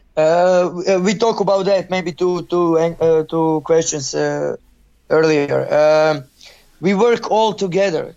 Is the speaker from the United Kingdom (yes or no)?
no; Zagreb, City of Zagreb, Croatia; English is a second language; I'm from Zagreb, and I'm I'm here in Dinamo